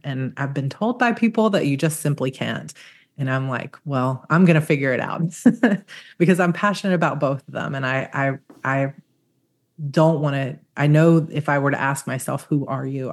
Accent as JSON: {"language": "English", "region": "Georgia", "country": "United States", "tie": "born or raised there", "said": "I grew up in Georgia"}